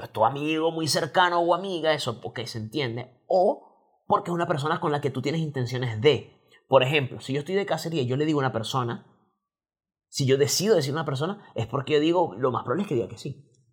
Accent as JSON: {"language": "Spanish", "country": "Venezuela", "moved": "yes", "lives_now": "Chile", "said": "nosotros somos venezolanos"}